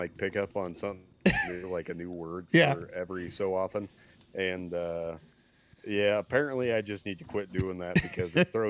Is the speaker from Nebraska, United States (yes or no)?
yes; small town Nebraska, United States; born or raised there